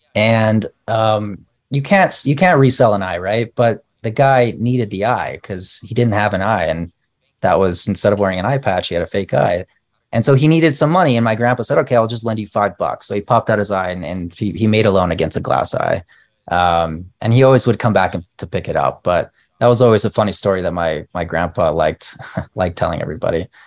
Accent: El Paso, Texas, United States; moved away as an adult; also born or lived in Palo Alto / New York / Bay Area; I was born and raised in El Paso, and I've been here um, I lived here until I was 26, and then I moved to Palo Alto

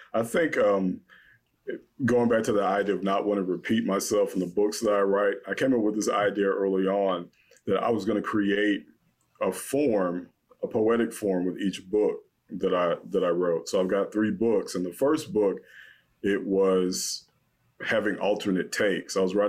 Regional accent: the South, United States; I'm Black, I'm from the South.

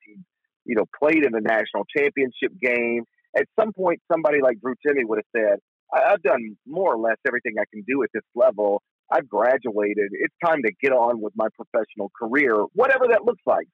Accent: Horn Lake, Mississippi, United States; also born or lived in Memphis, Tennessee; I grew up in Horn Lake

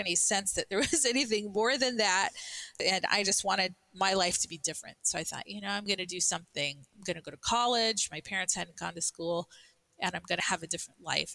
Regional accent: Albuquerque, New Mexico, United States; I grew up in Albuquerque

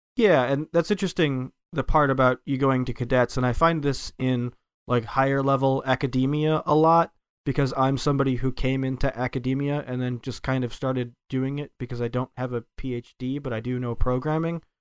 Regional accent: United States; moved away as an adult; now in Japan; as an American is that I moved to Japan. I learned a Japanese, and I've lived here for ten years

